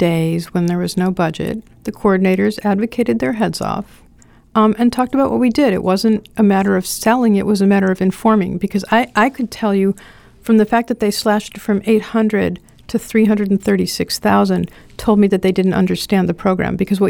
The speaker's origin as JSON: {"language": "English", "town": "Rhinelander", "region": "Wisconsin", "country": "United States", "said": "hi, I'm from Rhinelander."}